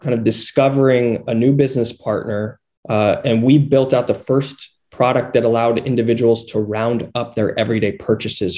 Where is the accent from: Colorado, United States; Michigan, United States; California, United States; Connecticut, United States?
Colorado, United States; just outside Boulder; I grew up in Colorado, in just outside Boulder.